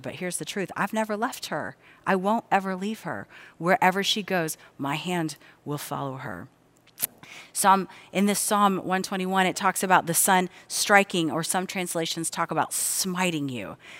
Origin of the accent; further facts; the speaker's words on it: Cincinnati, Ohio, United States; I grew up here in the Cincinnati area